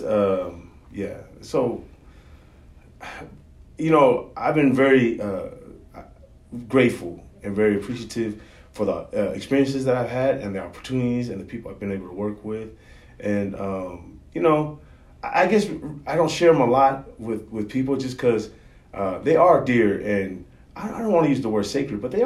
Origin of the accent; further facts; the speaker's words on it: California, United States; also born or lived in Laie, Hawaii; I grew up in California. I was born in Hawaii. In Laie, and then we moved to California and grew up there.